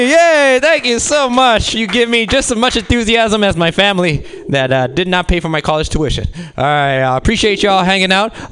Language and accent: English; Mexico City, Mexico; born there; I'm a New Age Mexican, which means I was born in Mexico City.